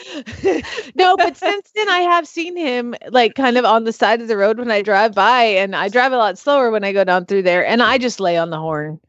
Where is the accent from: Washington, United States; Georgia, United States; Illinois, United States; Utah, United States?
Georgia, United States; also born or lived in Atlanta, Georgia; now in Oklahoma, United States; I'm from Georgia, but I lived in Atlanta